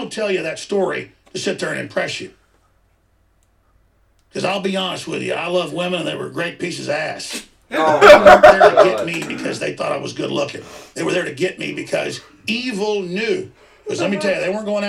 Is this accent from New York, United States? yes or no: no; Rockwall, Texas, United States; when I was growing up in Rockwall, Texas